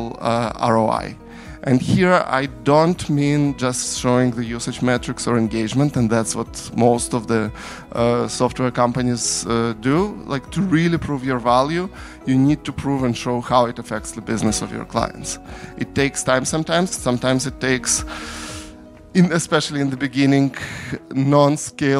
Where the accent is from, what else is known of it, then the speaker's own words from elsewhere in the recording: Ukraine; moved away; I'm from Ukraine originally.